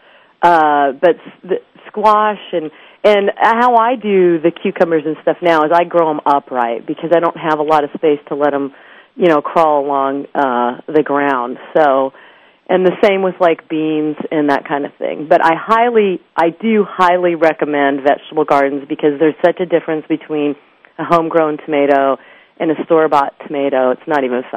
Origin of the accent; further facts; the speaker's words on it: United States; I'm from Washington